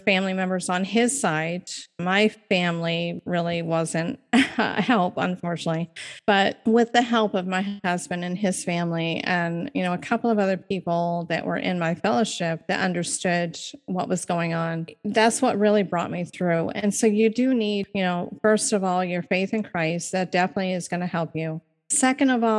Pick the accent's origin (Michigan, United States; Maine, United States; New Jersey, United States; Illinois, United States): Maine, United States; I'm from Maine